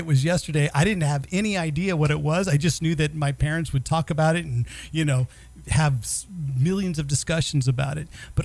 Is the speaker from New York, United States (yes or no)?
no; Bay Area, California, United States; I was born and raised in the Bay Area.